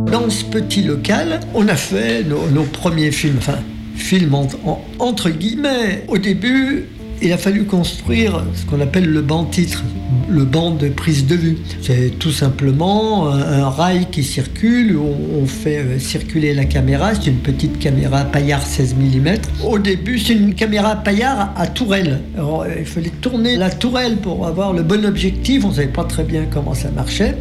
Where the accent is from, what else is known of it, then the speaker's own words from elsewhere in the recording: Annecy, Auvergne-Rhône-Alpes, France; moved away; also born or lived in Grenoble; Je suis d'Annecy